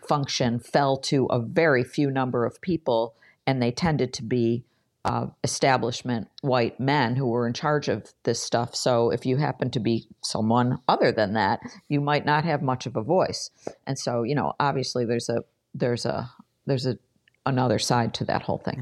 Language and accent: English; Buffalo, New York, United States; i spent most of my career in local journalism at the buffalo news my hometown paper